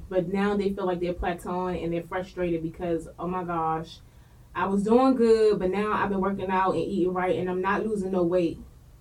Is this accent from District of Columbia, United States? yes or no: yes; Washington, District of Columbia, United States; I'm from Southeast